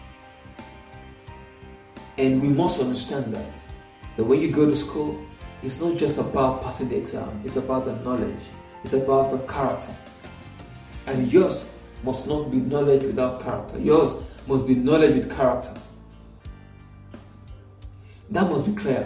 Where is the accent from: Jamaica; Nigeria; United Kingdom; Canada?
Nigeria; Nigeria, and I use Nigeria because that's where I am. I am a Nigerian